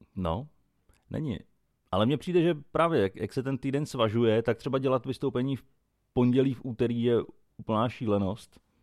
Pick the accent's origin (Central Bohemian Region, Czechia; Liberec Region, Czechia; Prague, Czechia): Central Bohemian Region, Czechia; Nymburk; u nás v Nymburce